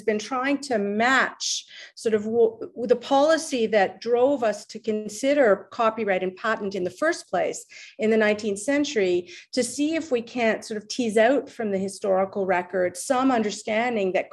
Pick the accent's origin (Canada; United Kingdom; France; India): Canada; Montreal, Quebec; moved away as an adult; now in Windsor, Canada; I was born in Montreal and uh, consider still consider myself a Montrealer, even though I've been away for a long time.